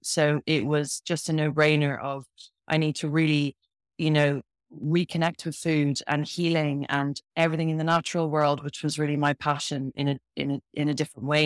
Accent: Ireland; moved away as an adult; now in Bath, United Kingdom; I'm from Ireland originally, but I live in Bath in the UK and uh, spent a lot of my a lot of my life in in the UK. I left Ireland when I was when I was 18 when I left school

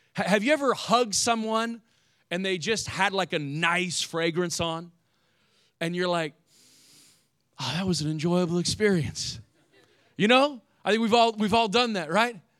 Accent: Indiana, United States; moved away; I grew up in the Midwest, and I don't know what Ohio was like, but in Indiana

